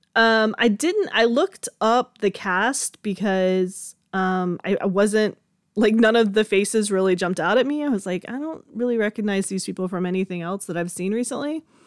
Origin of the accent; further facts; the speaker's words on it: Georgia, United States; I was born and raised in Georgia